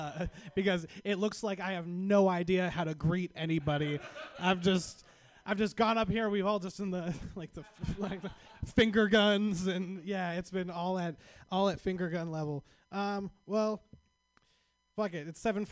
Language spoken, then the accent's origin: English; Sacramento, California, United States; I'm from Sacramento. If you don't know what Sacramento is, Sacramento is our capital.